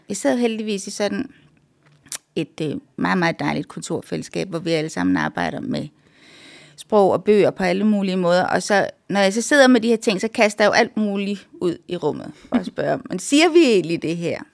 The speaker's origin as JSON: {"language": "Danish", "town": "Randers", "region": "Central Denmark Region", "country": "Denmark", "tie": "born or raised there", "also_born_or_lived": "Canada", "said": "da jeg voksede op i Randers"}